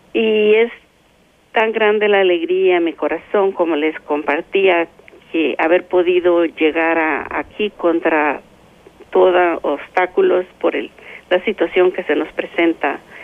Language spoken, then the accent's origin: Spanish; El Salvador; moved away as an adult; mi tierra que me vio nacer